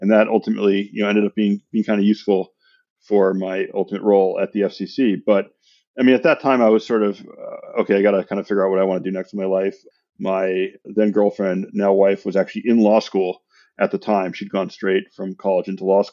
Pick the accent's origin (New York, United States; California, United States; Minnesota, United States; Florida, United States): California, United States; San Francisco; now in Santa Monica, United States; I grew up in San Francisco.